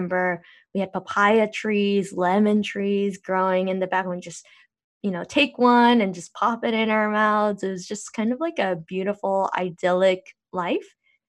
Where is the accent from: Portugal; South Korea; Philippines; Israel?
South Korea; Seoul; So I was born in Korea.